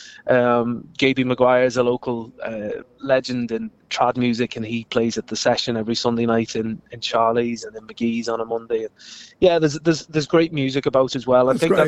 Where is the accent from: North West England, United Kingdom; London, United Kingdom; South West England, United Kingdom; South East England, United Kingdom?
North West England, United Kingdom; Liverpool; moved away as an adult; now in Fermanagh, United Kingdom; I grew up in Liverpool, but I've been in Fermanagh now for the last 10 years.